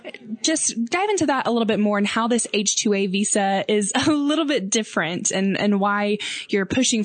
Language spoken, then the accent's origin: English; Texas, United States; I'm from Texas, and so I'm, you know, not too close to the border, but we're still a bordering state with Mexico